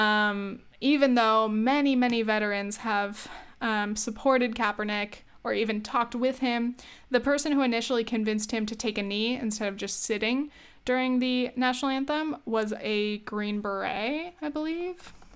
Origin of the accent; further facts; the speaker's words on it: United States; I'm glad to be an American